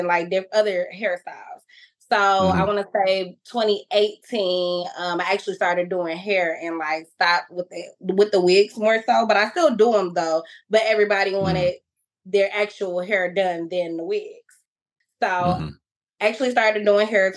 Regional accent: Detroit, Michigan, United States; I'm from Detroit, but I ended up at Inkster High School

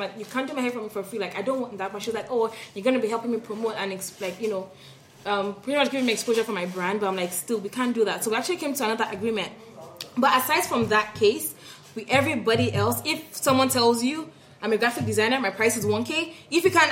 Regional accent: Nigeria; now in Canada; I'm Nigerian and I love my Nigerian people

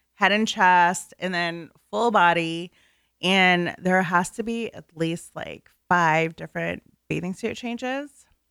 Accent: NoVA, Virginia, United States; I'm from the Nova area

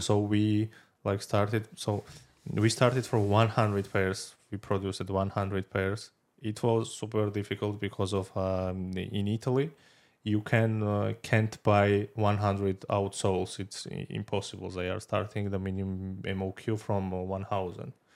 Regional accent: Georgia; moved away; I'm from Georgia

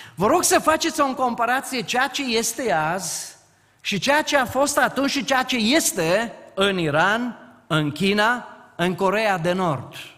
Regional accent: Timiș valley, Timiș County, Romania; locuiesc și vin din frumoasa vale a Timișului

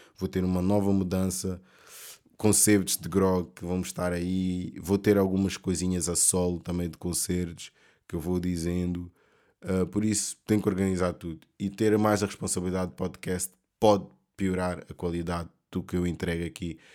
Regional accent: Portugal; also born or lived in Mozambique; eu sendo africano, preto, uh, luso, portu, luso africano, luso moçambicano

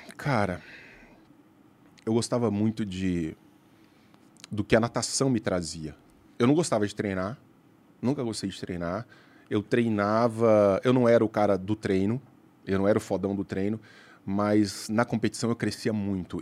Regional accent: Araguari, Minas Gerais, Brazil; also born or lived in Uberlândia; Eu nasci em Araguari, uhum. interior de Minas Gerais. Aí eu fui para Uberlândia

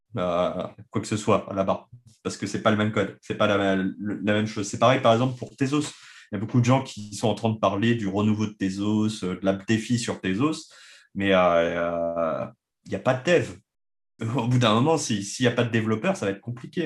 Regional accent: France; en tant que Français

